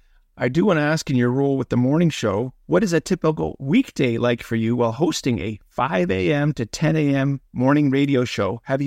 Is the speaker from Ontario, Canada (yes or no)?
yes; Toronto, Ontario, Canada; when I grew up in North York